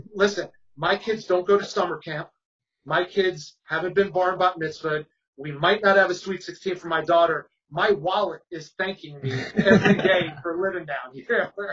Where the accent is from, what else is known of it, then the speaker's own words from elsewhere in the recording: River Vale, New Jersey, United States; moved away as an adult; now in St. Petersburg, United States; Growing up, I grew up in Rivervale